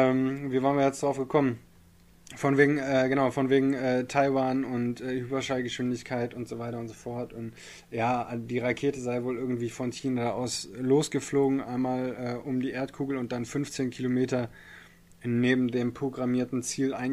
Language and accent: German; Bielefeld, North Rhine-Westphalia, Germany; Ich, äh, hier in Bielefeld, ich bin ja Bielefelder, ja